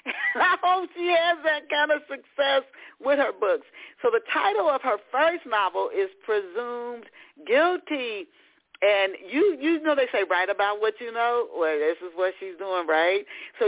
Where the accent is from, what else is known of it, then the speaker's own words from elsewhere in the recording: Knoxville, Tennessee, United States; also born or lived in Dayton, United States; I can remember when I was a little girl because I was born in Dayton, Ohio, and lived in Knoxville, Tennessee, which is nothing like New York.